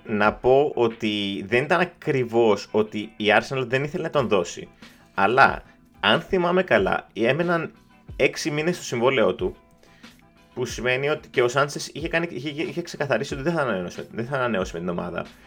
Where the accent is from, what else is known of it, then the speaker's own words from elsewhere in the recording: Greece; είμαι από Ελλάδα